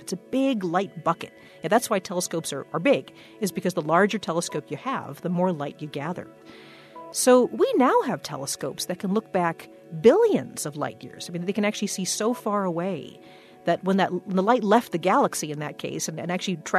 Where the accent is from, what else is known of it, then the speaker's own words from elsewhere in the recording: Waukesha, Wisconsin, United States; I grew up in Waukesha, Wisconsin, which is a suburb of Milwaukee